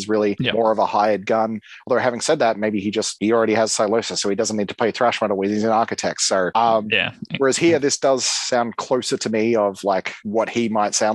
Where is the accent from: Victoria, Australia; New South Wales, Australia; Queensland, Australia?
Victoria, Australia; Melbourne; We come from Melbourne, Australia